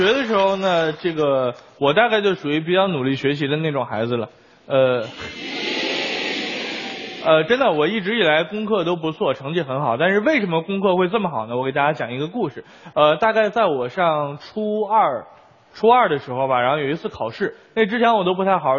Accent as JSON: {"language": "Chinese", "country": "China", "said": "其实我们中国人，尤其是儒家思想，自古以来对教育孩子就有了定论。"}